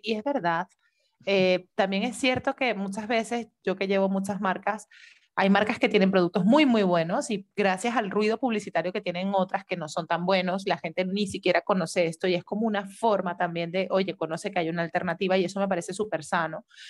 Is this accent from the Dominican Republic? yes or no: no; Venezuela; moved away; nosotras que somos de Venezuela